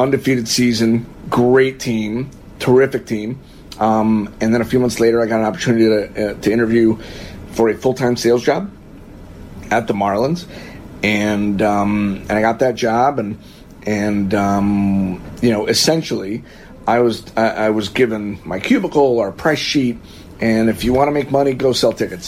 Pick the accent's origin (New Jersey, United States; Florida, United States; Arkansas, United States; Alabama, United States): Florida, United States; now in Whiting, United States; I'm from Florida